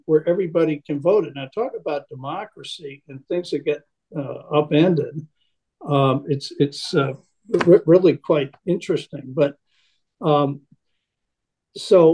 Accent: Connecticut, United States; now in Lake Forest, United States; I'm a Connecticut Yankee

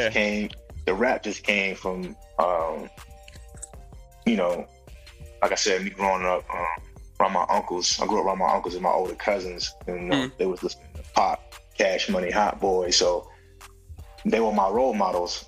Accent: Valdosta, Georgia, United States; moved away as an adult; also born or lived in New York / Los Angeles; I'm from Valdosta, like three hours and some change from Atlanta

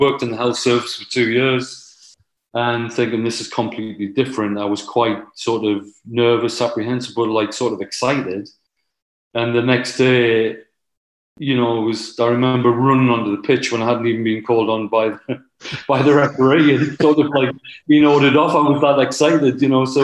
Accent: the Northeast, North East England, United Kingdom; I was from the Northeast

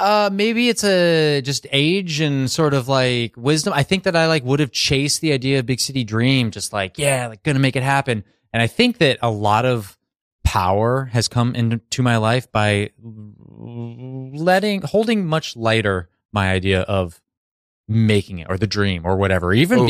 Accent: Montana, United States; also born or lived in Arizona / Georgia / Florida; The short answer is Montana and Florida. The longer answer is I was born in Arizona, then I grew up in Montana, then Georgia, then Florida.

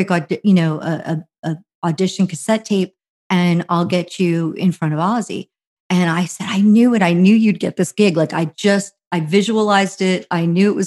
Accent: New Jersey, United States; moved away; also born or lived in California; I'm from New Jersey too.

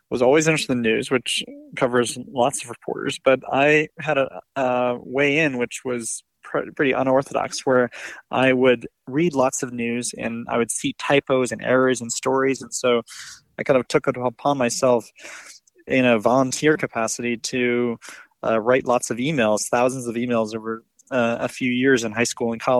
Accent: the Berkshires, Massachusetts, United States; now in Washington, D.C., United States; I grew up in the Berkshires in a small town of 7,000 people

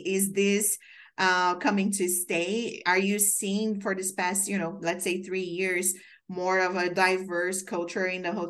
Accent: Brazil; moved away as an adult; also born or lived in Maryland; now in New York, United States; I moved here from Brazil. So I came here for an internship to grow my career.

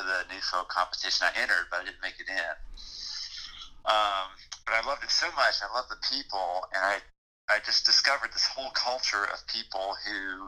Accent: North Carolina, United States; I was already kind of able to make a living right around here in my home state

